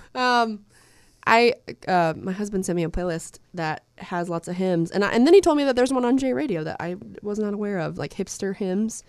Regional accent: Soddy-Daisy, Tennessee, United States; I grew up in Saudi Daisy

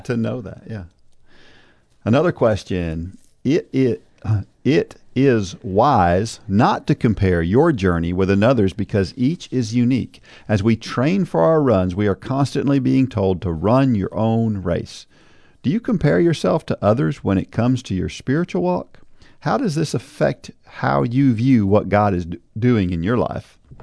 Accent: New Jersey, United States; moved away; I was born in New Jersey.

